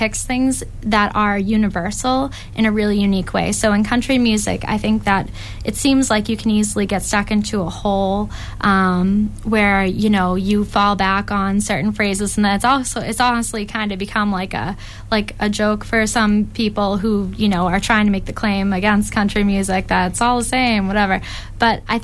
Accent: Canton, Massachusetts, United States; where I grew up in Canton

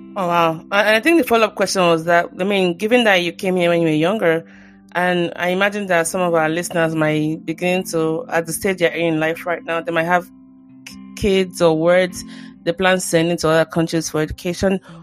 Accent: Nigeria; now in United States; growing up in Nigeria, like for example, I'm Christian

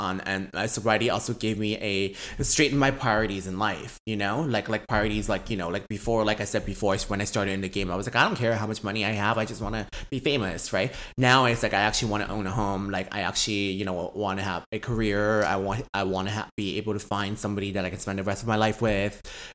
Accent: Vancouver, British Columbia, Canada; also born or lived in San Francisco / Hong Kong; I'm from Vancouver. I grew up here my whole life. So I've been here since I was grade one. So I was born in San Francisco

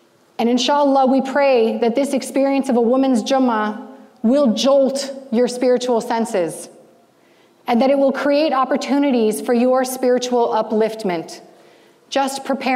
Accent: United States; growing up as an American Muslim teenager

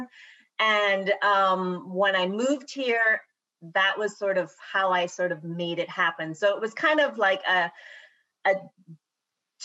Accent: Savannah, Cayman Islands; moved away as an adult; now in Florida, United States; I grew up in Savannah, which I absolutely loved because it's sort of more in the country, as they say

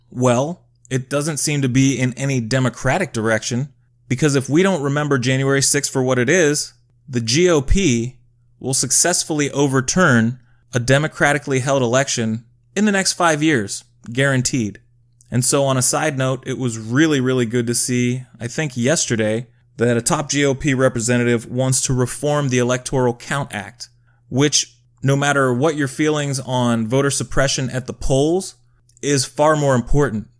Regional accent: United States; as an American people

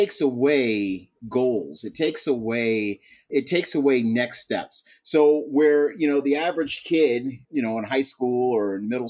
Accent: Buffalo, New York, United States; moved away; Well, first thing I have to say is I'm a Buffalonian, and I'm very proud to be a Buffalonian, born and raised there. I do not live there right now, but that's the first thing I always tell everybody. I'm from Buffalo.

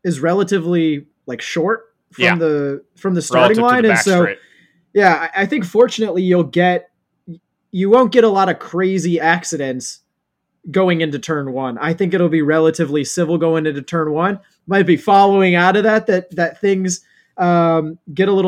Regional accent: United States; as an American

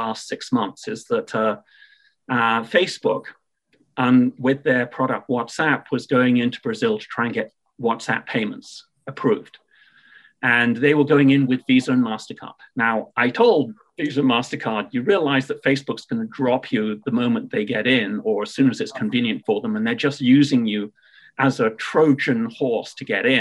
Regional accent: United Kingdom; accent: British; my British accent

